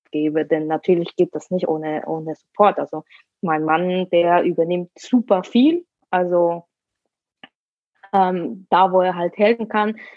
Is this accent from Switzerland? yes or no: yes; Switzerland; Meine eigene Familie lebt in Basel, ich bin äh, Schweizerin